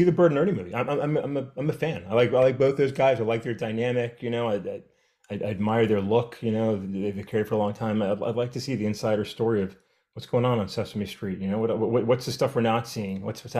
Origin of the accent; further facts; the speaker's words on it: Virginia, United States; You know, that's a fail in growing up in Fairfax County.